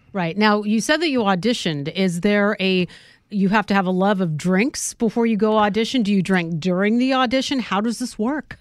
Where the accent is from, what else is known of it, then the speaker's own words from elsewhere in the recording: Northern California, United States; I'm from Northern California